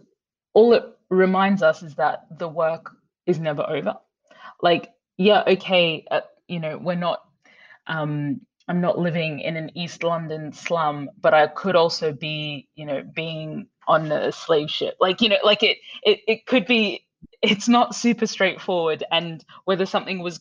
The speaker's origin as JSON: {"language": "English", "town": "Brisbane", "region": "Queensland", "country": "Australia", "tie": "born or raised there", "moved": "yes", "said": "when I was growing up in Brisbane"}